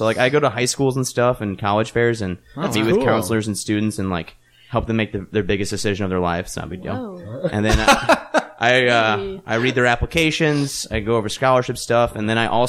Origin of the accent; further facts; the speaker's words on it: St. Louis, Missouri, United States; moved away as an adult; now in Chicago, United States; I'm originally from St. Louis, Missouri.